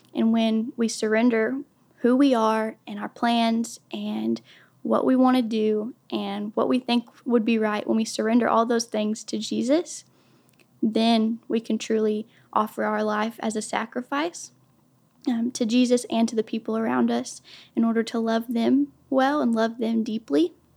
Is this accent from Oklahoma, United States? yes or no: yes; Durant, Oklahoma, United States; I am from Durant, Oklahoma. I've been here since I was about eleven years old.